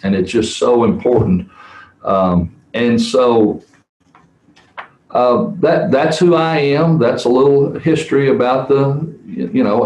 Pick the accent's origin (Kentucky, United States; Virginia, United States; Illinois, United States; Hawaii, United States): Kentucky, United States; Providence; I grew up in Webster County, which is over uh, in the city of Providence